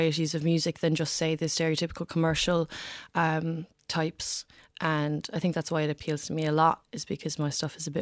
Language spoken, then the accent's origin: English; Macroom, Munster, Ireland; moved away as an adult; also born or lived in London; now in Cork, Ireland; I grew up in Macroom. I'm back in Cork now, but I spent 11 years in London actually